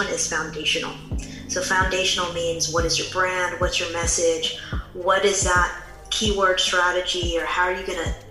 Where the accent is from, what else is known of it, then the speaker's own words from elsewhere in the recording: San Francisco Bay Area, California, United States; I'm from the San Francisco Bay Area